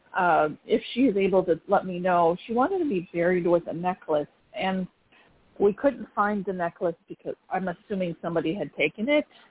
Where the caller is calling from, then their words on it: North Carolina, United States; I'm calling from North Carolina